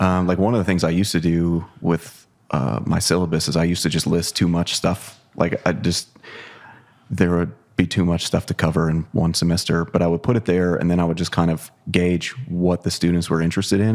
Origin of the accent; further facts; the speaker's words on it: Ohio, United States; I grew up in Ohio